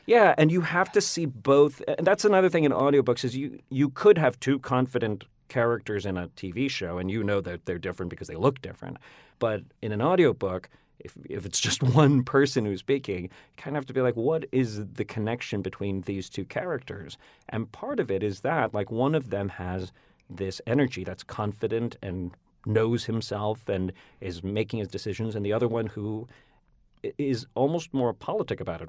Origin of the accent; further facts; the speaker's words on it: Northern Virginia, United States; accent: Northern Virginia; I grew up in Virginia, you know, so a large part of my of, about, of my sound is at actually, weirdly, Northern Virginia